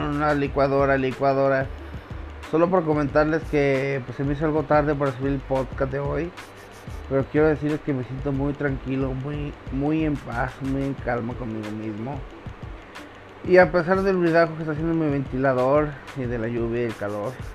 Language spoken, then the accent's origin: Spanish; Mexico; also born or lived in Guadalajara, Mexico; aquí en México. Ya me mudé de mi pueblo, de Guadalajara a mi pueblo